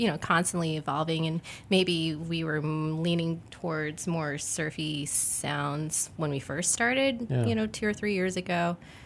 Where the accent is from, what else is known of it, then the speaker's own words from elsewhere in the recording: Las Vegas, Nevada, United States; moved away as an adult; now in Chicago, United States; I'm from Las Vegas